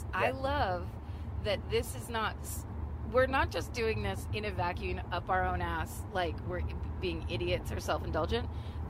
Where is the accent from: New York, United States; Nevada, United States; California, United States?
California, United States; I'm from California.